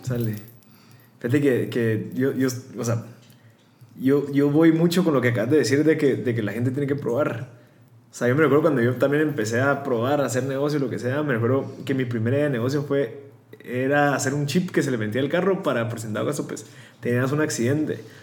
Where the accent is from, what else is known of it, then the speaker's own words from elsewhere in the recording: Guatemala; somos guatemaltecos